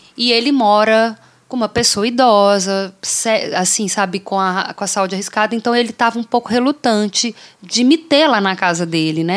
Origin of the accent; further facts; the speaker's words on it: Brazil; now in Canada; eu sou brasileira